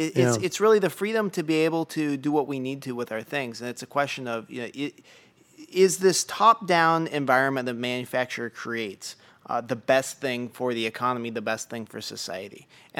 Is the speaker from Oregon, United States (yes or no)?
yes; Oregon, United States; The town that I grew up in Oregon, very picturesque place, lots of outdoor folks. When I was growing up, there were 3 camera stores. Now there are 0.